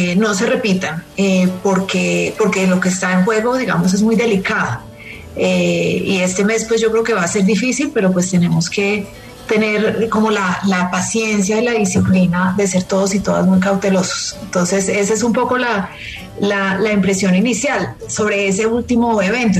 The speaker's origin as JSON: {"language": "Spanish", "country": "Colombia", "said": "como colombiana me siento aquí un poco en pánico"}